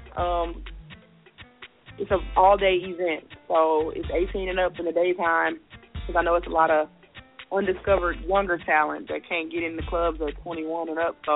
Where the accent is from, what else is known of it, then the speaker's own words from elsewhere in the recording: Memphis, Tennessee, United States; moved away; I live here. But I'm originally from Memphis, Tennessee